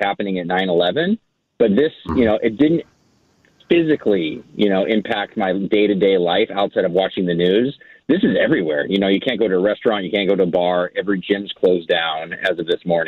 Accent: Kirkland, Washington, United States; I live in Kirkland

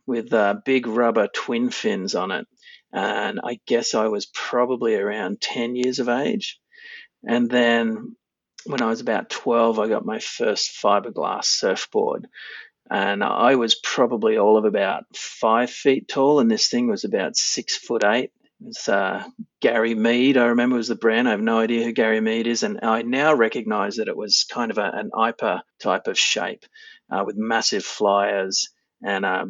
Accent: mid-north coast of New South Wales, Australia; also born or lived in Fiji; I grew up on the mid-north coast of New South Wales in Australia

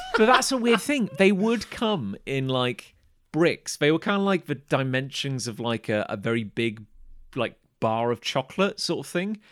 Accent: United Kingdom; I was from Britain

